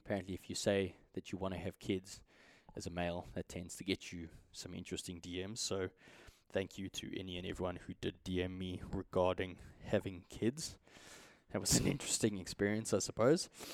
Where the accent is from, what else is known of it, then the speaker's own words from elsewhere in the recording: South Africa; as a South African